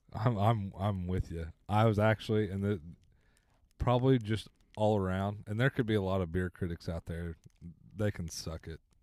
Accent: Blackwell, Oklahoma, United States; I grew up in Blackwell, so Kaw's the closest lake

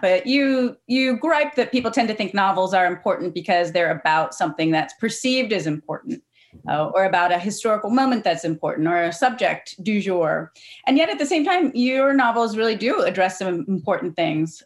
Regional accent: Cincinnati, Ohio, United States; I'm from Cincinnati myself

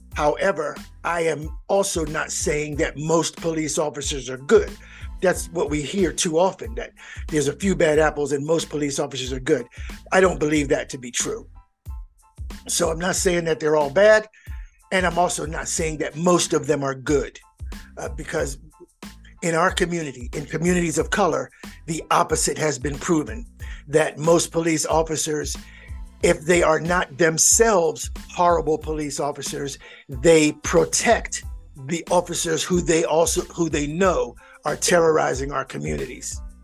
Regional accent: Philadelphia, Pennsylvania, United States; now in Georgia, United States; I am from Philadelphia.

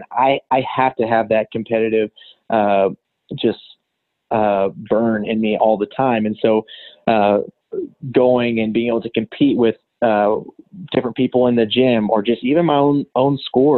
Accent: Canyon, Texas, United States; moved away as an adult; also born or lived in Dallas, Texas / Portales, New Mexico; now in Lubbock, United States; I grew up in the Canyon Emerald area

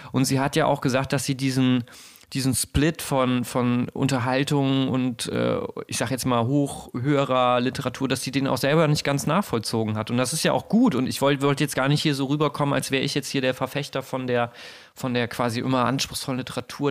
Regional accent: near Bergisch Gladbach, North Rhine-Westphalia, Germany; in Bergisch Gladbach ganz auch in der Nähe meiner, meiner Heimat

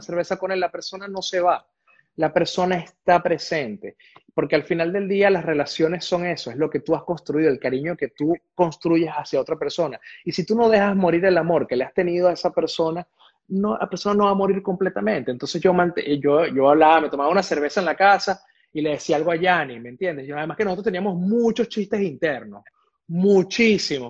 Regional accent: Venezuela; moved away as an adult; also born or lived in Caracas; yo salí prácticamente escapando de Venezuela

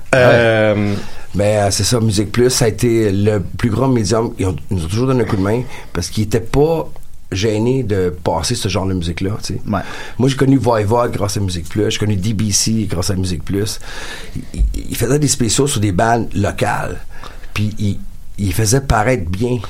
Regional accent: Beloeil, Quebec, Canada; mon frère et moi, on vient de Belleuil.

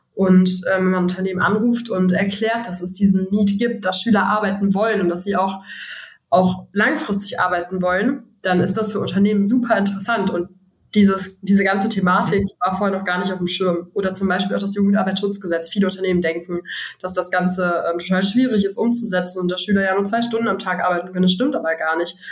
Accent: Frechen, North Rhine-Westphalia, Germany; Bertha und ich haben uns in der fünften Klasse kennengelernt, auf dem Gymnasium in Frechen

